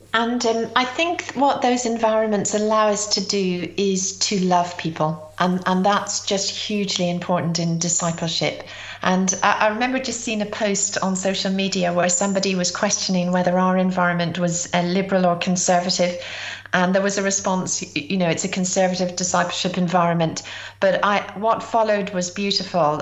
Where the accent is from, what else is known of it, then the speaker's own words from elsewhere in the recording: Ireland; also born or lived in Britain; now in United Kingdom; I'm Irish